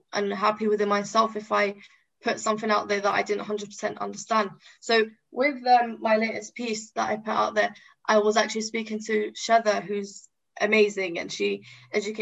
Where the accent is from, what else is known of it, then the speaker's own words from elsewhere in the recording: London, United Kingdom; also born or lived in Tripoli, Libya / Yefren, Libya; I was raised in London. You know, I came when I was two. Raised in London